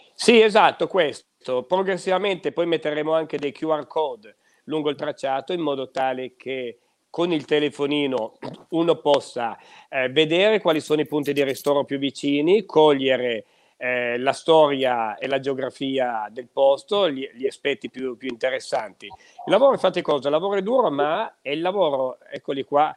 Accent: Piedmont, Italy; Abbiamo delle gemme qua da noi, nel Tortonese

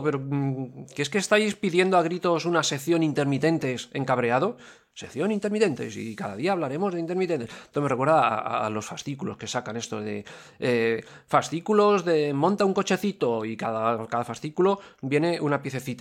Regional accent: Valencia, Valencian Community, Spain; Valencia, somos la capital de la gota fría, aquí sabemos lo que es llover

